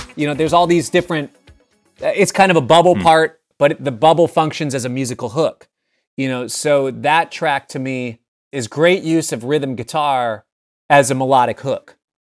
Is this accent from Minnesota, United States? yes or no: yes; Minneapolis, Minnesota, United States; I grew up in Minneapolis